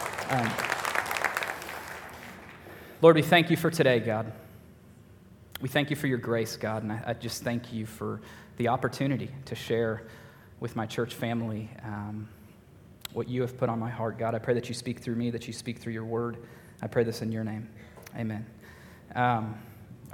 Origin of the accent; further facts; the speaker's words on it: Tennessee, United States; moved away as an adult; also born or lived in Austin, Texas; now in New England, United States; I'm originally from Tennessee, but have spent the last 6 years in Texas.